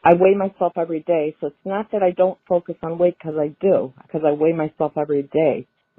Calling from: Ohio, United States; Hi, Donato. … I'm from Ohio.

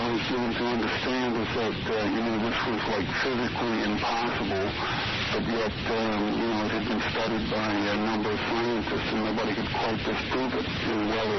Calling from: Las Vegas, Nevada, United States; From Las Vegas.

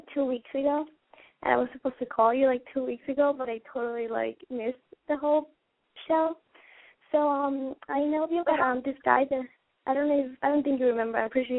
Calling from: Fort Myers, Florida, United States; I call from Fort Myers, Florida.

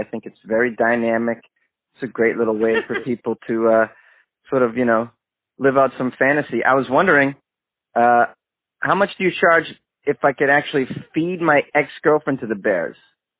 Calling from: Los Angeles, California, United States; I'm calling from Los Angeles, long distance.

